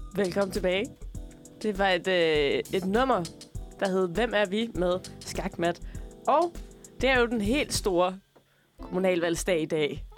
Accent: Tønder, Southern Denmark, Denmark; moved away; jeg er jo øh, fra Tønder oprindeligt

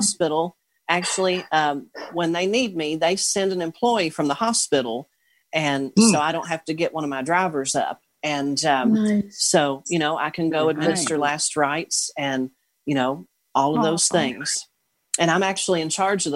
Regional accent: Owensboro, Kentucky, United States; I'm from Owensboro, Kentucky

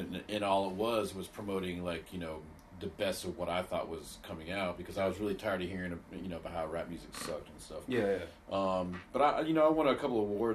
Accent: Los Angeles, California, United States; now in Atlanta, United States; being a kid in Los Angeles

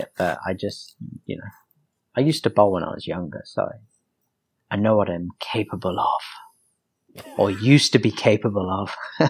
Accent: England, United Kingdom; moved away; I'm English, man.

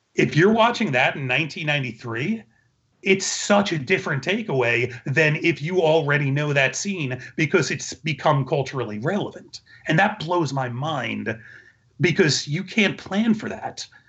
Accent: New York, United States; moved away; I was a New York Jew who visited my grandmother in Disney World all the time

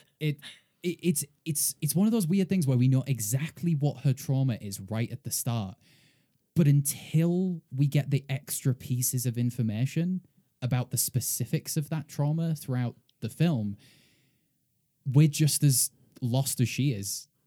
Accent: United Kingdom; now in United States; as a British person, uh, co-, coming to America

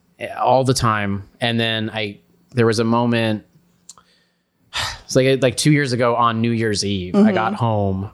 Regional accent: New Mexico, United States; I was born in New Mexico

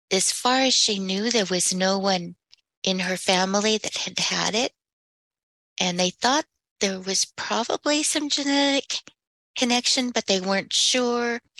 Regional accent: California, United States; born there; I was born in California because my father, who's a full blood Apache, was in the army and he happened to be stationed there.

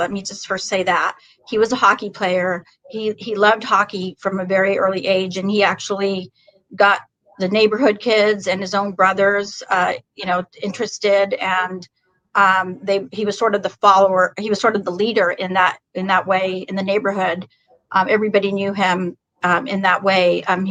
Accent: California, United States; I'm originally from Northern California.

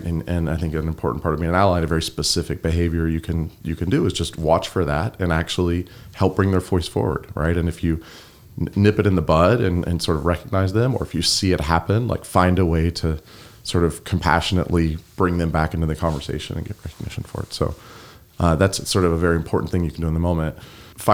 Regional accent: the South, United States; accent: Southern; I grew up in the South, and in the South, there are a lot of like North Carolina, there are a lot of stereotypes. There's, you know, I used to have much more of a Southern accent.

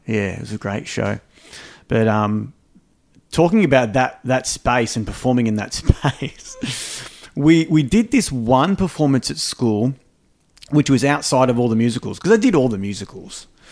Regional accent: Melbourne, Victoria, Australia; also born or lived in Greensborough, Melbourne / Epping, Melbourne; I did grow up in Melbourne.

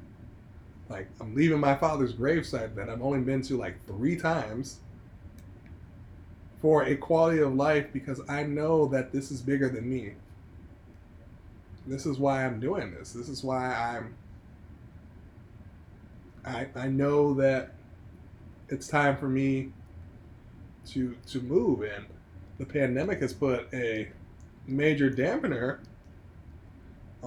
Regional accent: United States; Me being an American citizen, like, I, as a black man in America

